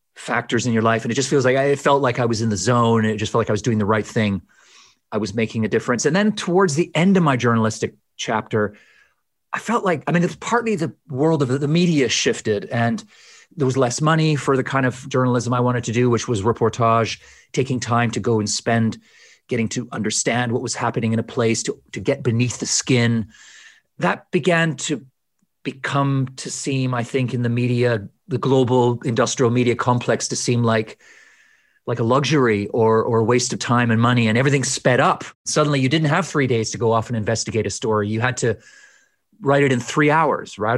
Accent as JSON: {"language": "English", "town": "Edmonton", "region": "Alberta", "country": "Canada", "tie": "born or raised there", "also_born_or_lived": "Edinburgh, United Kingdom", "moved": "as an adult", "lives_now": "London, United Kingdom", "said": "leaving a place that was me that marked me that that made me which was was Canada"}